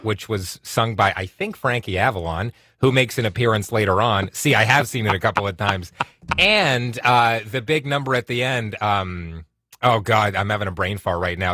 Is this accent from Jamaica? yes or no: no; Whitby, Ontario, Canada; also born or lived in Oshawa; I grew up in Whitby, Oshawa. I live in Oshawa right now